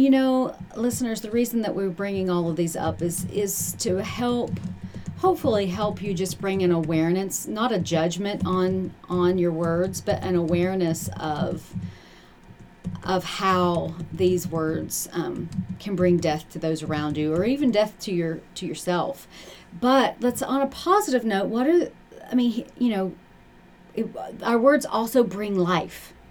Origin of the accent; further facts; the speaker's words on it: Appalachia, United States; I'm Appalachian